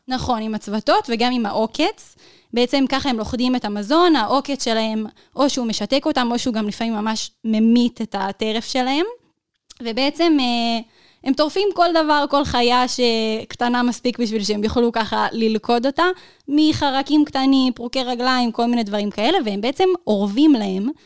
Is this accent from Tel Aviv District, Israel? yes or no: no; Northern District, Israel; אני מהצפון.